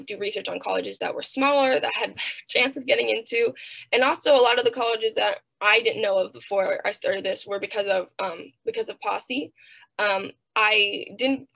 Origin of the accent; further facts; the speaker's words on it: Southern California, United States; I'm from SoCal